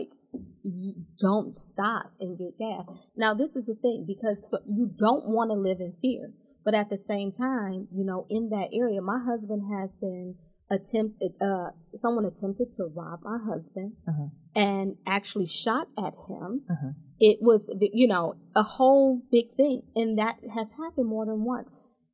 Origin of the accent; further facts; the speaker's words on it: Detroit, Michigan, United States; I grew up in Detroit. I, you know, went through DPS